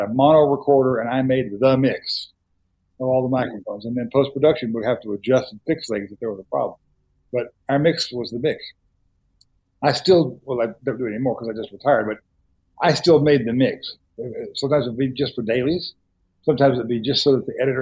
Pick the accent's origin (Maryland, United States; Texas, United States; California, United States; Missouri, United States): Texas, United States; Dallas; I grew up in Dallas, where the film community was